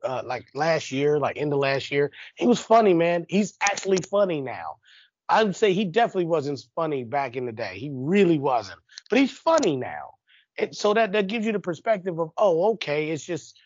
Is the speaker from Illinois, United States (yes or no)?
yes; Chicago, Illinois, United States; I grew up on the South Side of Chicago.